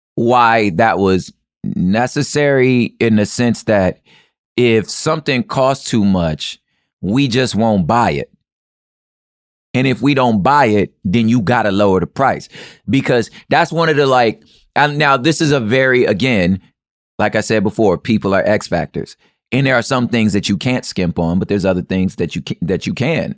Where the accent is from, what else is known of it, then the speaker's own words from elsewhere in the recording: United States; as American as I am